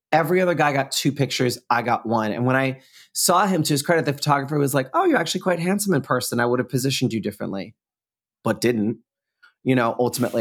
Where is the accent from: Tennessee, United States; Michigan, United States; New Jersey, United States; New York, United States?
New York, United States; being a New Yorker